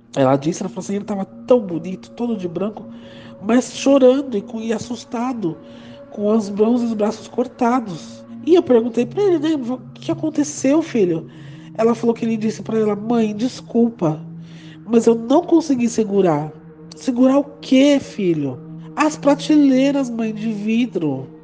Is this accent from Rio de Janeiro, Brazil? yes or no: no; São Paulo, Brazil; eu sou de São Paulo